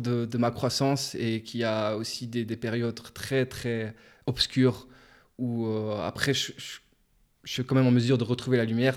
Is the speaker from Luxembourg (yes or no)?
yes; Luxembourg; j'ai grandi au Luxembourg. J'ai vécu toute ma vie, en fait